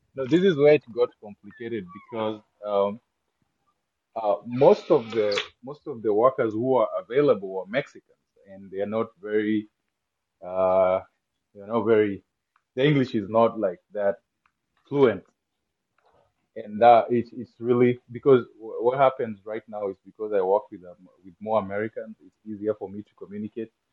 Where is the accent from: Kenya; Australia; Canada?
Kenya; English is a second language; moved away as an adult; as a Kenyan and how I grew up